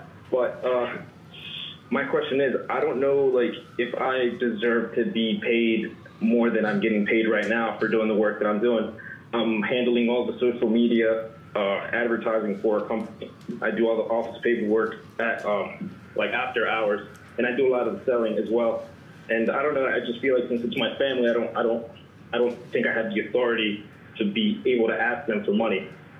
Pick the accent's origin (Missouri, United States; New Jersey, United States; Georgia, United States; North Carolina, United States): New Jersey, United States; Ocean City; I'm from Ocean City, New Jersey.